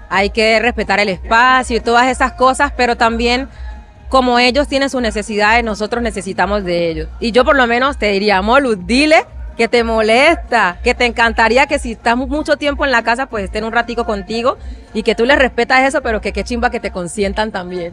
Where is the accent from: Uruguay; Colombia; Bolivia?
Colombia; Chocó; soy colombiana, soy afro y reconozco mi descendencia africana en mi historia, nos criaron así en el Chocó